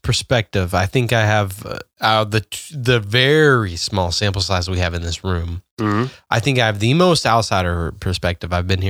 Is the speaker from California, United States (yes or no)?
no; Texas, United States; regardless, I'm from Texas, which is a southern state.